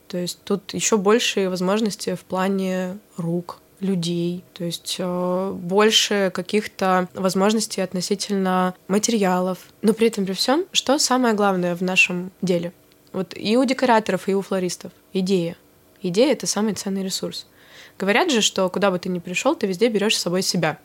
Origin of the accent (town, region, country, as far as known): Chelyabinsk, Chelyabinsk Oblast, Russia; born or raised there